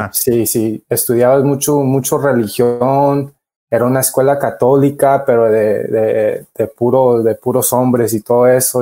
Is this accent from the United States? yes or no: yes; Los Angeles, California, United States; nací aquí en Los, en Los Ángeles